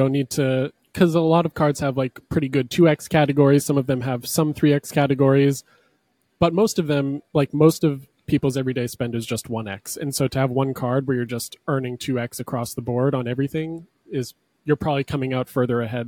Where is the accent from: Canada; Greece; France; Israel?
Canada; a Canadian